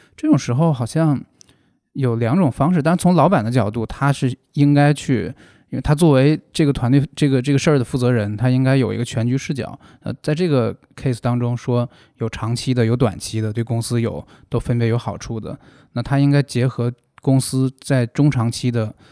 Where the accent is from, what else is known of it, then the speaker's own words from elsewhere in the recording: Hebei, China; 因为我是河北人